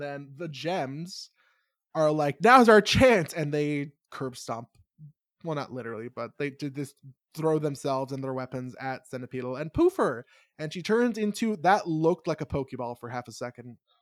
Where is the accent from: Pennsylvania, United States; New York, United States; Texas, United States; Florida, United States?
New York, United States; I'm a New Yorker